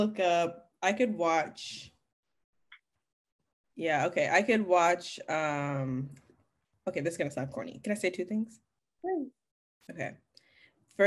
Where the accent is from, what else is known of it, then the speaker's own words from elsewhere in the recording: Kalamazoo, Michigan, United States; moved away as an adult; also born or lived in Montclair, New Jersey; now in Los Angeles, United States; I was born in New Jersey, Montclair, New Jersey. And then I moved, my mom got remarried and I moved to Kalamazoo, Michigan.